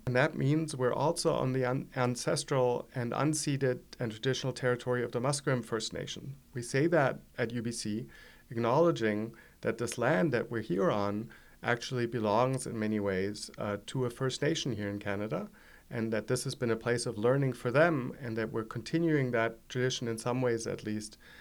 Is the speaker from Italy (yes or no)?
no; Germany; accent: German; English is a second language; moved away; as you all can hear from my accent, I'm German originally